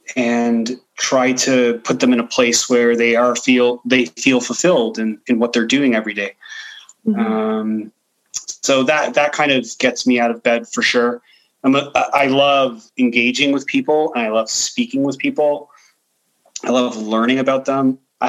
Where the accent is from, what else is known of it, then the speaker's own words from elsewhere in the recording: Ontario, Canada; you know, I grew up in Bathurst and Steeles. Mm-hmm. And so it was a predominantly like European neighborhood, Eastern European neighborhood.